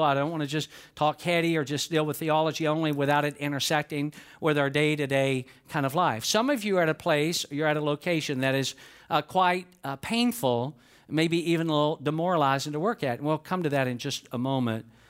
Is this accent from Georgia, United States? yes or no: yes; Georgia, United States; I was born in Georgia.